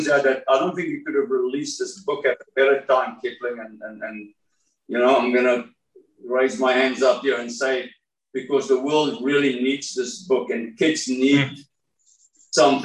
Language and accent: English; South Africa; moved away as an adult; also born or lived in Miami, Florida; I'm from South Africa